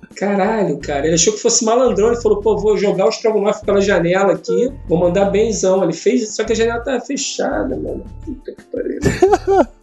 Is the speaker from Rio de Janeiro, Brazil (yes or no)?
yes; Rio de Janeiro, Brazil; sou do Rio, sou roteirista